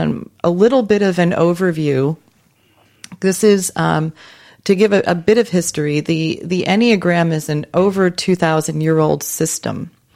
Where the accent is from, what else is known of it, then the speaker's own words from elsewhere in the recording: New York, United States; I consider myself a global citizen. But I'm glad I'm from New York, though.